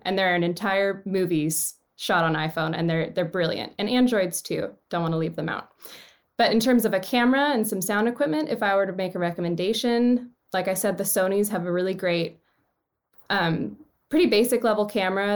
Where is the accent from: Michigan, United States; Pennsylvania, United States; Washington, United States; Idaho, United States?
Washington, United States; Seattle; moved away as an adult; also born or lived in Los Angeles; I grew up in Seattle. I went to Roosevelt High School